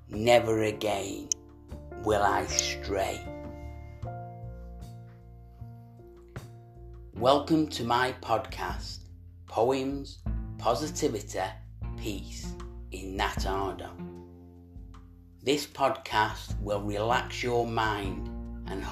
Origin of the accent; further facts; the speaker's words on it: Manchester, North West England, United Kingdom; we're from Manchester